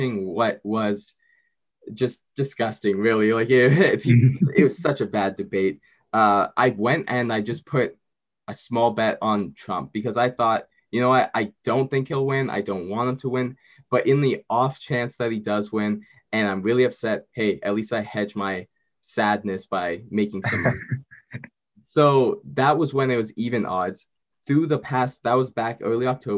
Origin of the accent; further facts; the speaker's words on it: Canada; I'm Canadian